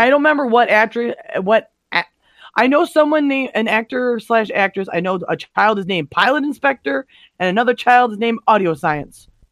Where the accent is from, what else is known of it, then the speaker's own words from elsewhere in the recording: Detroit, Michigan, United States; I grew up in Metro Detroit.